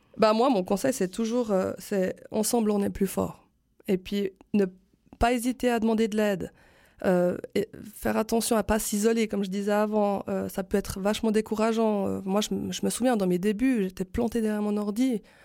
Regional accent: Switzerland; chez nous en Suisse

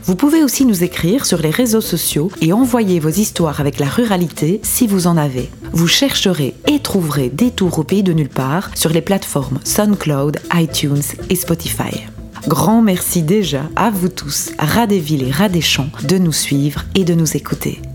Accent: Belgian Ardennes, Wallonia, Belgium; now in Brussels, Belgium; Je suis une Ardennaise exilée à Bruxelles depuis 18 ans

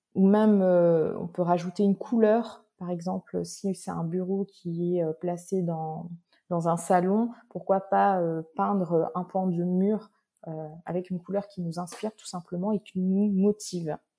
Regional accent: Réunion; je suis réunionnaise j'habite sur une magnifique île qui est l'île de la Réunion.

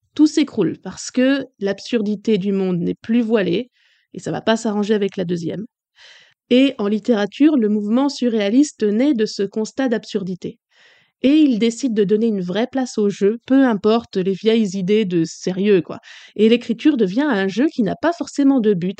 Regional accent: France; Chez nous en France

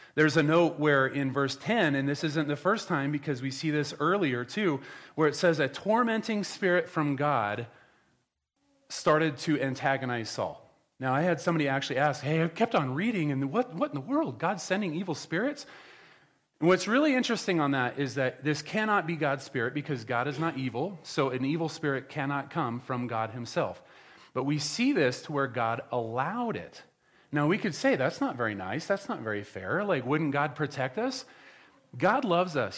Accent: Nebraska, United States; moved away; I'm from Nebraska

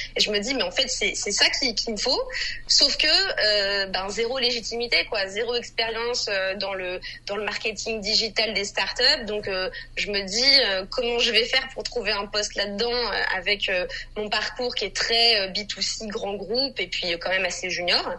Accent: France; je suis française

